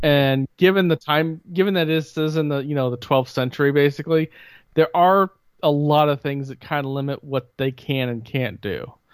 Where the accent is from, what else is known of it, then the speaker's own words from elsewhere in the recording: Bloomington, United States; growing up in Bloomington